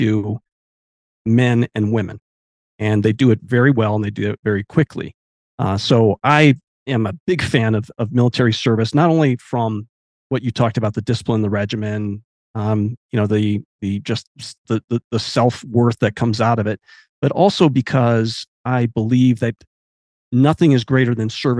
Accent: Olympic Peninsula, Pacific Northwest, Washington, United States; I grew up on the Pacific Northwest on the Olympic Peninsula

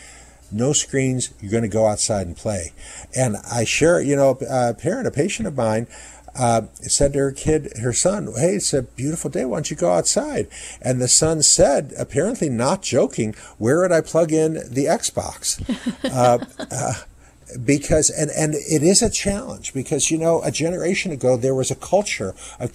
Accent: Ohio, United States; growing up in Ohio

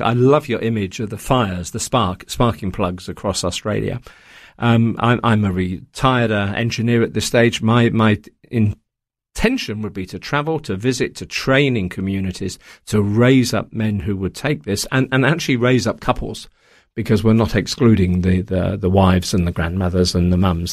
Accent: Coventry, West Midlands, United Kingdom; moved away; also born or lived in Taiwan; I grew up in Coventry in England, um, in the, the fifties and the sixties

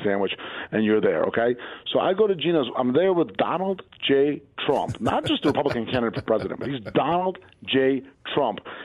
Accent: Princeton, New Jersey, United States; I grew up in Princeton, which isn't that far away, about 45 minutes

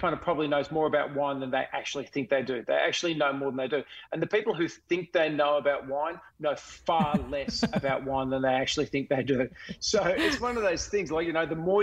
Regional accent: Melbourne, Victoria, Australia; I actually grew up not far from the Yarra Valley. I grew up in the Diamond Valley.

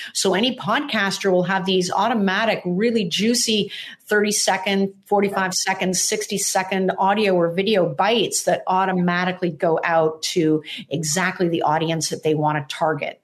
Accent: Toronto, Ontario, Canada; now in Santa Monica, United States; I'm originally from Toronto in Canada

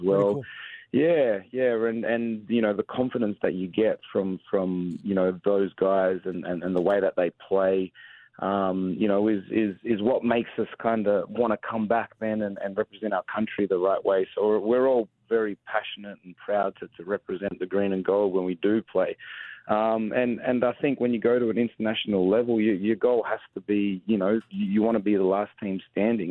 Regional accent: Australia; born or raised there; moved away as an adult; also born or lived in San Antonio, United States; now in Atlanta, United States

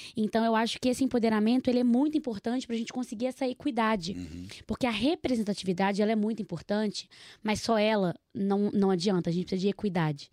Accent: Nova Lima, Minas Gerais, Brazil; accent: mineiro; Eu venho de Nova Lima, sou mineira, acho que já deve ter reparado pelo sotaque

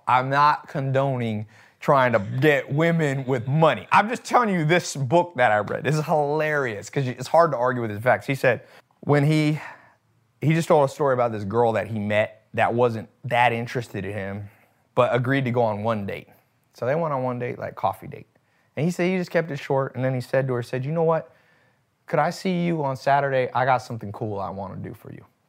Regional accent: United States; I was born in America

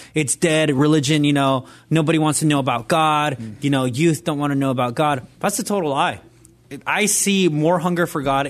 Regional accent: Nicaragua; Like where I grew up in Nicaragua, everything was a sin.

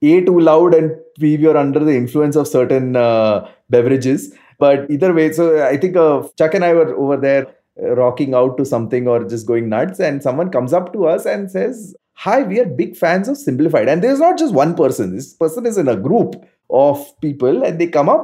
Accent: Ahmedabad, Gujarat, India; I lived right next to IIM Ahmedabad while growing up in Ahmedabad

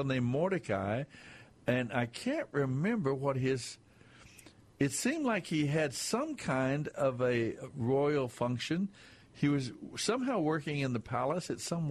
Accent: West Texas, United States; I was raised in West Texas.

